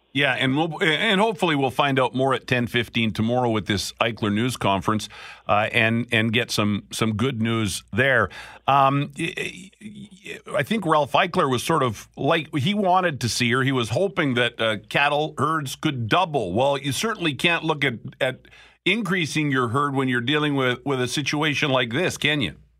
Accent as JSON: {"language": "English", "town": "Picture Butte", "region": "Alberta", "country": "Canada", "tie": "born or raised there", "moved": "yes", "lives_now": "Manitoba, Canada", "said": "I grew up in Picture Butte."}